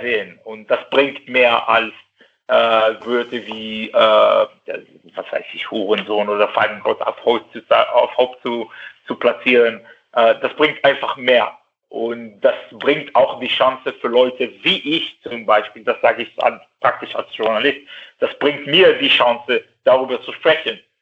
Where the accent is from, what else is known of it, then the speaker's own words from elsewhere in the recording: Israel; German is a second language; now in Cologne, Germany; Ich bin äh, nicht Deutsche, ich, ich komme nicht aus Deutschland, ich bin Jude, ich bin Israeli